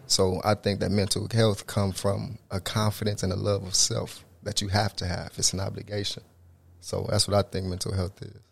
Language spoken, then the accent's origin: English; Tulsa, Oklahoma, United States; I'm originally from Tulsa, Oklahoma, north side of Tulsa